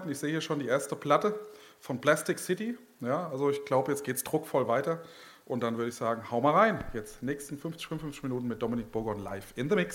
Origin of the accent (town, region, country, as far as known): Gelnhausen, Hesse, Germany; born or raised there